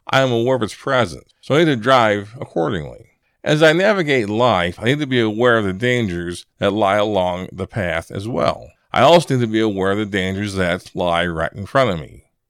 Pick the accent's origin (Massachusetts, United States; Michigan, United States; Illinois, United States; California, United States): Illinois, United States; moved away; I'm from Illinois originally, and I'm accustomed to snow and cold weather